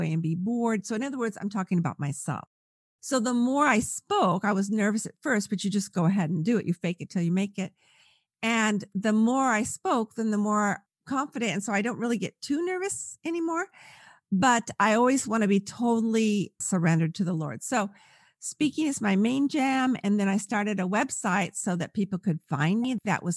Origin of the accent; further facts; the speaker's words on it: California, United States; I'm from California